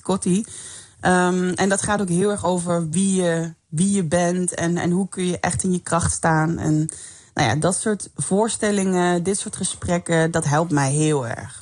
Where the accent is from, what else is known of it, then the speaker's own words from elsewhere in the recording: Limburg, Netherlands; ik kom zelf uit Limburg